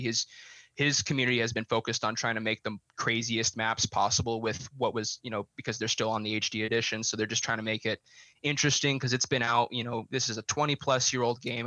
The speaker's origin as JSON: {"language": "English", "region": "Montana", "country": "United States", "moved": "yes", "lives_now": "Colorado, United States", "said": "I'm originally from Montana"}